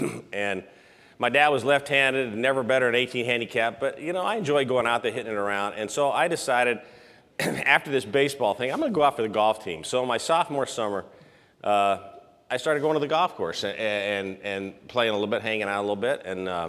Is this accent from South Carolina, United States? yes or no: no; San Luis Obispo, California, United States; moved away as an adult; now in Memphis, United States; I mean, we've lived in Memphis since 1992. And we're originally from San Luis Obispo, California.